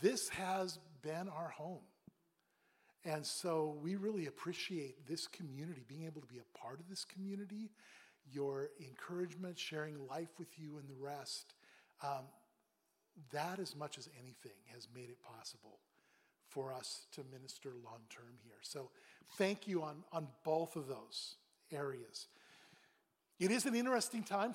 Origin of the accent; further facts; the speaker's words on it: Pacific Northwest, United States; now in Boston, United States; I grew up in the Northwest, Pacific Northwest.